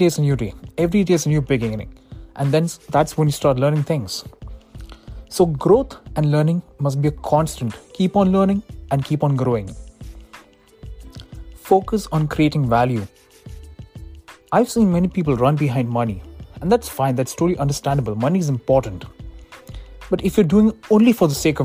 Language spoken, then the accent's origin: English; Dubai, United Arab Emirates; moved away as an adult; now in United States; I was born on November 12, 1998 in Dubai. And that's where I lived my entire life before moving to the United States for my studies.